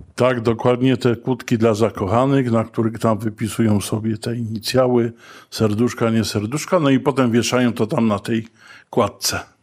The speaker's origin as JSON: {"language": "Polish", "town": "Kraków", "region": "Lesser Poland", "country": "Poland", "tie": "born or raised there", "said": "urodziłem się i wychowałem na ulicy Ditla"}